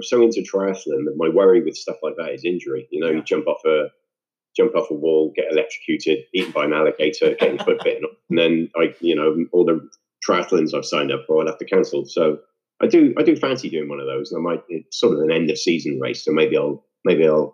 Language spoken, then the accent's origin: English; Wales, United Kingdom; also born or lived in Devon, England / London, England; I moved to Wales at that age with my family